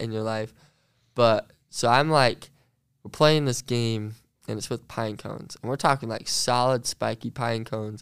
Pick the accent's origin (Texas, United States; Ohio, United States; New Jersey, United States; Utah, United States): Utah, United States; Central; I grew up um, about, like, Central Utah